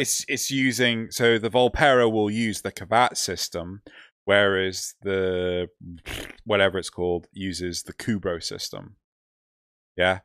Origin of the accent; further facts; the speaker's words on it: United Kingdom; We're also British